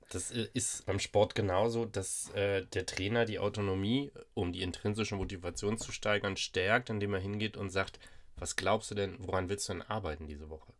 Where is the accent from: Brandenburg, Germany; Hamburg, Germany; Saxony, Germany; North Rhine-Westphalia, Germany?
Hamburg, Germany; bei uns in Hamburg